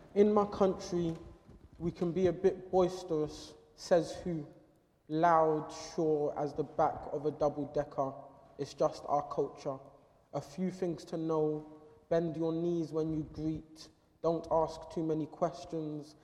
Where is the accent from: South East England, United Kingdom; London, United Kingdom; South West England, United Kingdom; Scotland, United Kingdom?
London, United Kingdom; growing up in London